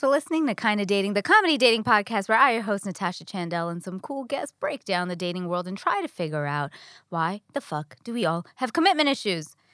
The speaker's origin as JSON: {"language": "English", "region": "New York", "country": "United States", "moved": "as an adult", "lives_now": "Los Angeles, United States", "said": "I'm a New Yorker."}